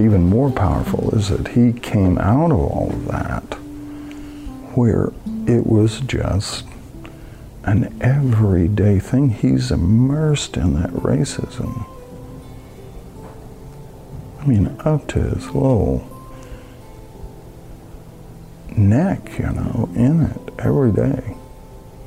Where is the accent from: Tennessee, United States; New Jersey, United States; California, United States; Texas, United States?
Tennessee, United States; now in Hannibal, United States; I'm from Tennessee originally. My grandfather had a cotton farm that I worked on growing up